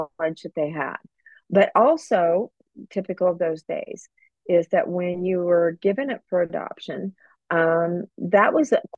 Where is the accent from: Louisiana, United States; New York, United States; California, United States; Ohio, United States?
California, United States; Southern; I grew up in Southern California and really had a great nondescript middle class lifestyle